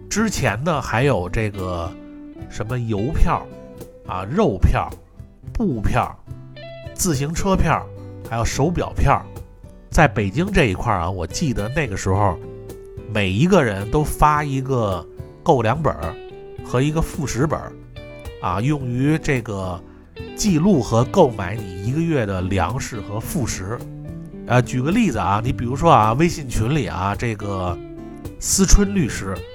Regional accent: Beijing, China; 我们北京人

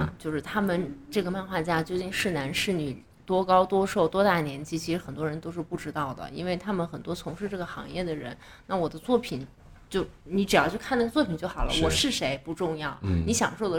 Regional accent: Beijing, China; now in New Zealand; 但是因为我也是一，我是一八年从北京出来的，

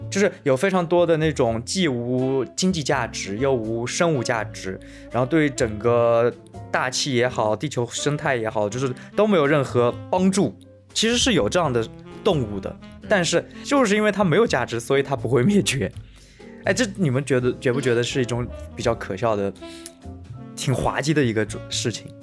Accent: China; 所以我觉得我们中国人可能就是是最宽容、最博大的一一个民族

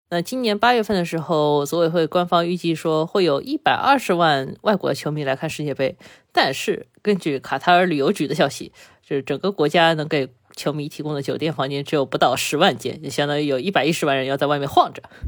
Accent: China; 我们中国人

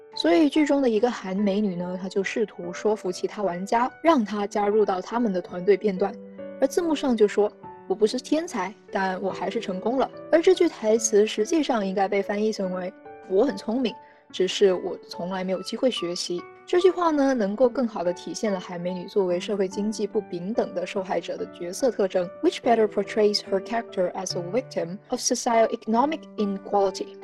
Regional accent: China; 我们中国人

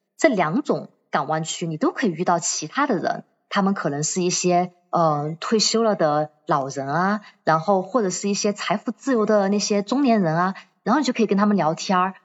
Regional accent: Chongqing, China; 我是重庆人 我从重庆坐了

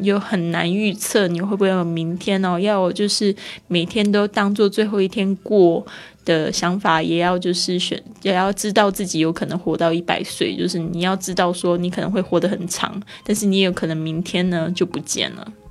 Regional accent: Taiwan; accent: Taiwanese Mandarin; moved away; 我的台湾国语又出来了

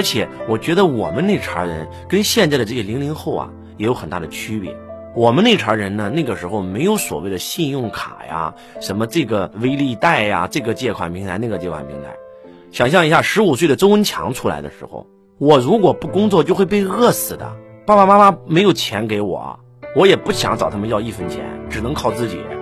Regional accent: China; 我们中国人

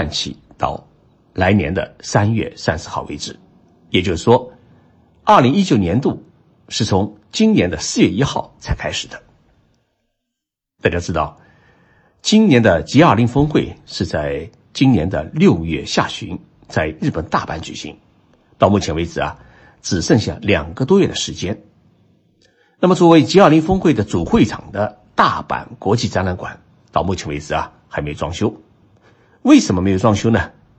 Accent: China; now in Tokyo, Japan; 年号对于我们中国人来说是比较久远的故事

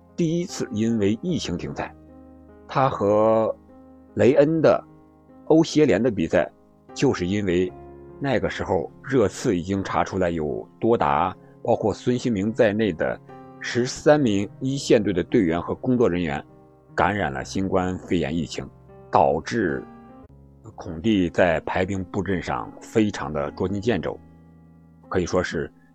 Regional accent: China; 用我们中国人的防疫政策来看

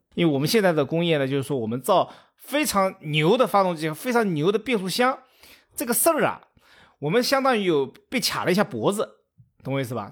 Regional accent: China; 我们中国人

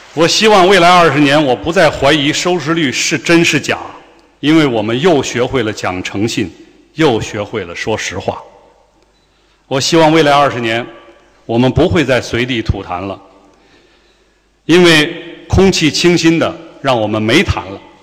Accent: Chengdu, Sichuan, China; 我们成都人

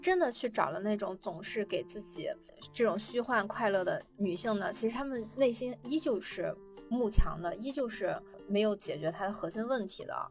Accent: China; 我们中国人常常说大事化小，小事化了

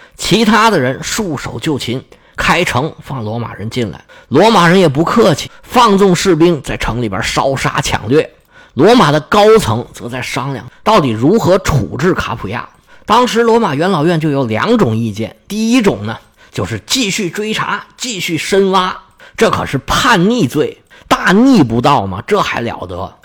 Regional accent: China; 是我们中国人翻译成位城

